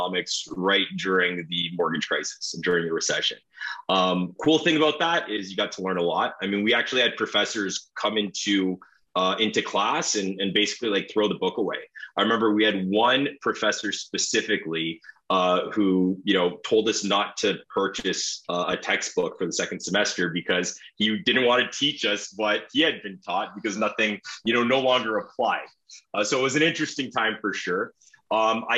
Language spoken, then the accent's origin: English; Toronto, Ontario, Canada; I'm from Toronto, Ontario